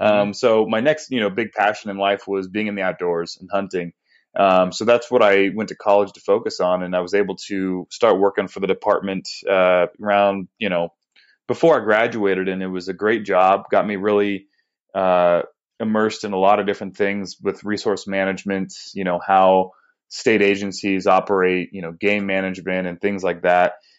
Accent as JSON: {"language": "English", "region": "Northern California", "country": "United States", "tie": "born or raised there", "moved": "as an adult", "lives_now": "Arizona, United States", "said": "I grew up in Northern California, born and raised"}